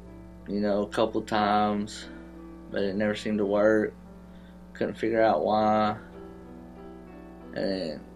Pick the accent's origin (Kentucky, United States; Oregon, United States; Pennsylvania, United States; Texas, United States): Texas, United States; Tyler; also born or lived in Plano; I grew up here in Tyler, coming to Shiloh Road with my grandparents